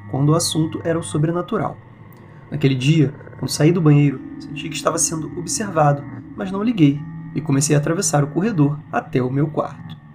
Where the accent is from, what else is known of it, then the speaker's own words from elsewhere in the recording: Areado, Minas Gerais, Brazil; Sou de Areado, que é uma cidade minúscula no sul de Minas